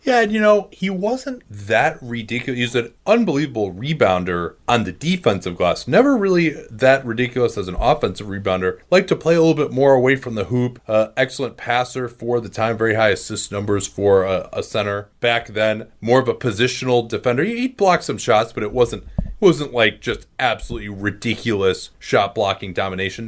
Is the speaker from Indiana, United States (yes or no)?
no; Chicago, Illinois, United States; moved away; growing up in Chicago